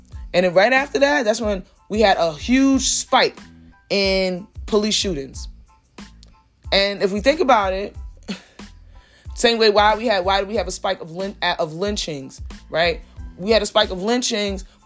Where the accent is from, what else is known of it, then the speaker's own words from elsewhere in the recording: New York City, New York, United States; I'm from Brooklyn, straight cheese. I went to school in Harlem. I went to school uptown. Like, my whole life is here